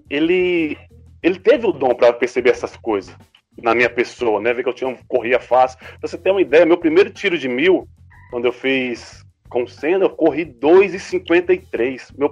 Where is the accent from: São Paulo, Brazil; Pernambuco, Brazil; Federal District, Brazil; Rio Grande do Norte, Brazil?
Federal District, Brazil; Sobradinho; Eu sou de Sobradinho, como o Lucas falou aí alguns minutos atrás.